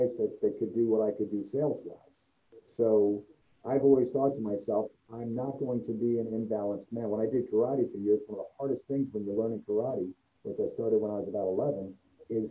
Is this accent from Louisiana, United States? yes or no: no; New York City, New York, United States; moved away as an adult; now in Cincinnati, United States; I was from the Bronx. We didn't want to raise our kids in New York.